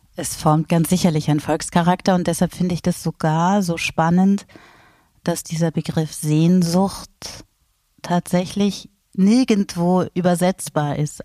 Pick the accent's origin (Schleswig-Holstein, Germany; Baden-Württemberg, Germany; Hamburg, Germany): Hamburg, Germany; also born or lived in Switzerland; now in Salzburg, Austria; Ich komme aus Hamburg und bin schon sehr, sehr lange aus Hamburg weg